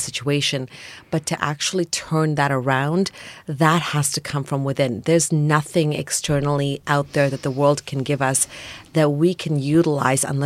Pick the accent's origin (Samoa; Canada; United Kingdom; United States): Canada; Toronto, Ontario; born or raised there